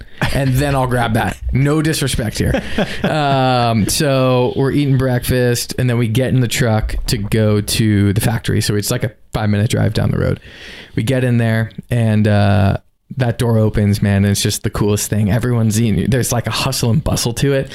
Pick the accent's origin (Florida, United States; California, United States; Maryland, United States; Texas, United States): Florida, United States; South; I'm born and raised in South Florida, but never really went all the way down to the Keys